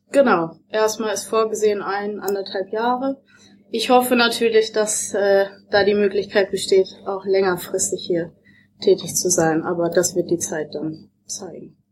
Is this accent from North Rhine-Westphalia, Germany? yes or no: yes; Dortmund, North Rhine-Westphalia, Germany; moved away as an adult; now in Hamburg, Germany; Ich komme ursprünglich aus Dortmund